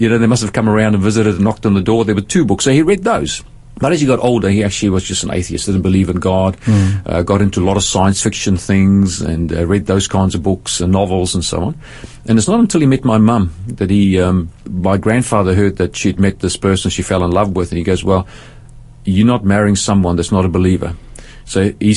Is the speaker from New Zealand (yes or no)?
no; Cape Town, Western Cape, South Africa; I was born in South Africa, in Cape Town, beautiful part of the world